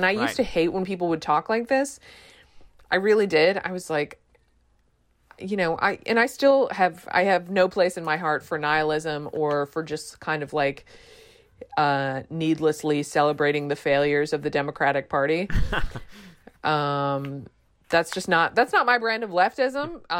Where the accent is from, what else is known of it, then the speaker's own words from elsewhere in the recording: Texas, United States; And to say that as a Texan is pretty big.